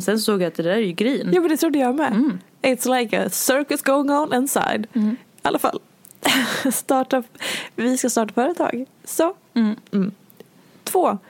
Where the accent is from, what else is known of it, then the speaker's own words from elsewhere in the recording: Hedemora, Dalarna County, Sweden; jag är från Hedemora